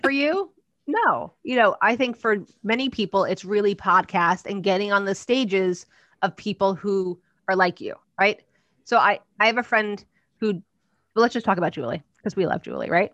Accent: New Jersey, United States; I'm from Jersey

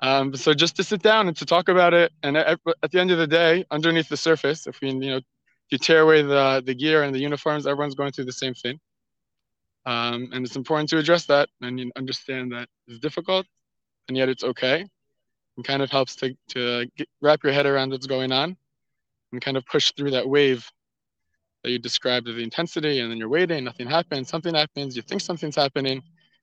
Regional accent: Gush Etzion, West Bank, Israel; I grew up in Gush Etzion, and after 2 years at Gush, I drafted, continued to officer's course, and after 4 years of service

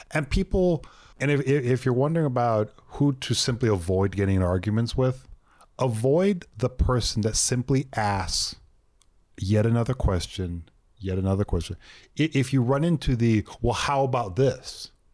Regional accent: Texas, United States; I was born in Texas

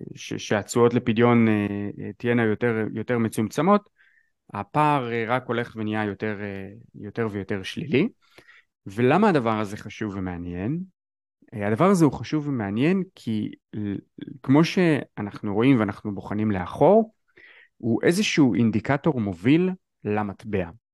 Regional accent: Israel

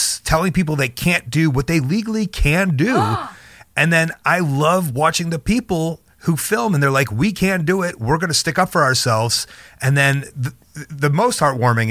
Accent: Chicago, Illinois, United States; Chicago kid. I grew up in Chicago, the suburbs of Chicago

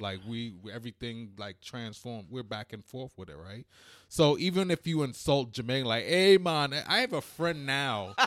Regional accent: United States; also born or lived in England / New York / Washington, D.C.; I was born in England, but I was basically raised in America.

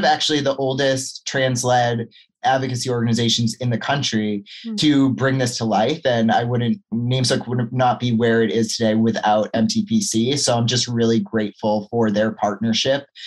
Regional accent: Massachusetts, United States; moved away as an adult; also born or lived in Vermont / California; I grew up in Massachusetts

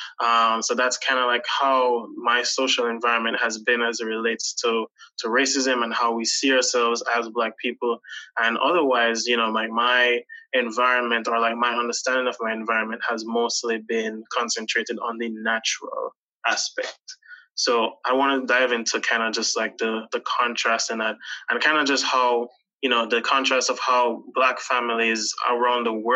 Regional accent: Montego Bay, Saint James, Jamaica; moved away; I'm from Montego Bay, Jamaica

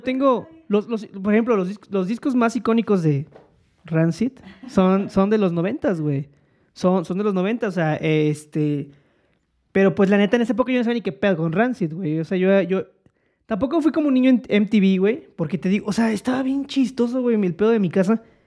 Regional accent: Mexico; now in Mexico City, Mexico; en donde yo nací, en, en mi entorno, y ahí la gente puede comentarlo después, que eh, era un pedo más bueno, en provincia

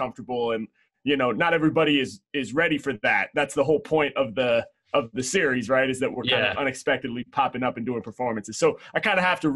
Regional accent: Portland, Oregon, United States; growing up in Portland, Oregon

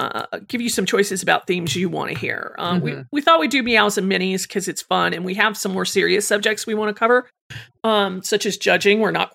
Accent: England, United Kingdom; I'm 16 years old and I'm from England.

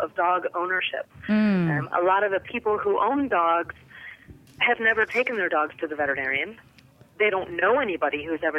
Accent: Detroit, Michigan, United States; growing up in Detroit

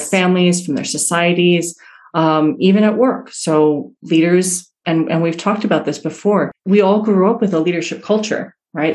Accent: New York City, New York, United States; moved away as an adult; also born or lived in Iran / Italy / Western Massachusetts; moved to to New York City, which is where I grew up, and in Queens, New York

